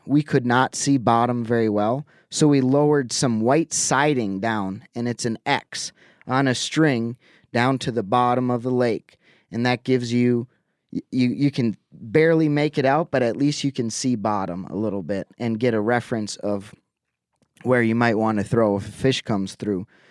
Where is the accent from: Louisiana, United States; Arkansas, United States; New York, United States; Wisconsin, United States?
Wisconsin, United States; Lake Winnebago; moved away; a local watering hole back on Lake Winnebago. That's where I grew up in Wisconsin